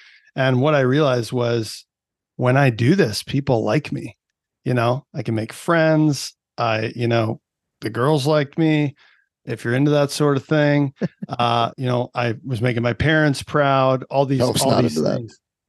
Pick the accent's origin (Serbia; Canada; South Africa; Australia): Canada; So I fell in love with it young, as any Canadian kid kind of got into the whole thing, you know, playing on the outdoor rinks and all that.